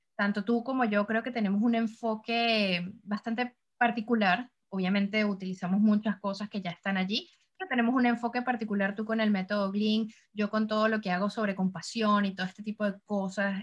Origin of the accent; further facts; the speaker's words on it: Caracas, Capital District, Venezuela; moved away as an adult; now in Montreal, Canada; Yo vengo del trópico del Caribe, vengo de Caracas, Venezuela